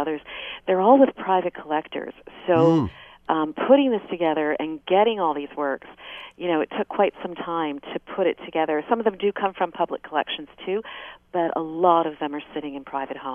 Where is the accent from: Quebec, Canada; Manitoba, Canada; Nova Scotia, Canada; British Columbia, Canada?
Quebec, Canada; now in Ontario, Canada; I didn't grow up in Ontario. I grew up in Quebec.